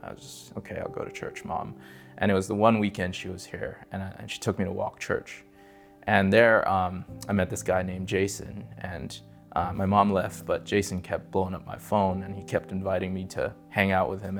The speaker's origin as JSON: {"language": "English", "region": "California", "country": "United States", "tie": "born or raised there", "moved": "as an adult", "lives_now": "Las Vegas, United States", "said": "I'm from California. I grew up there, uh, till I was twenty-seven"}